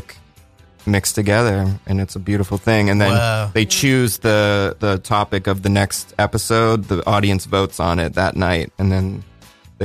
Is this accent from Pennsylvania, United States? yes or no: yes; Pittsburgh, Pennsylvania, United States; I'm from Pittsburgh